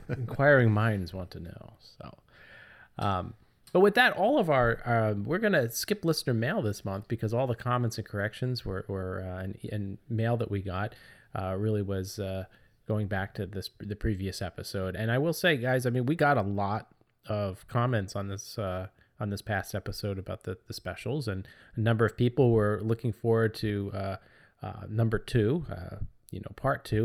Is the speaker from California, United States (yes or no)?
no; New Jersey, United States; now in New Hampshire, United States; when we were growing up in New Jersey, we called them, uh, lightning bugs